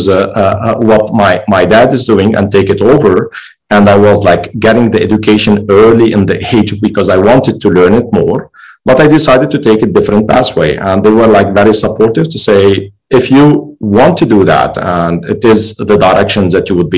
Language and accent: English; Lebanon; moved away; also born or lived in Germany; I'm originally Lebanese. This is where I grew up.